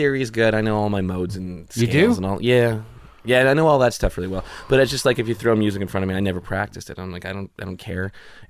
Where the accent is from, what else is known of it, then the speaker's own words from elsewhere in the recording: Salinas, California, United States; also born or lived in Springfield, Illinois; California. I was born in the Midwest.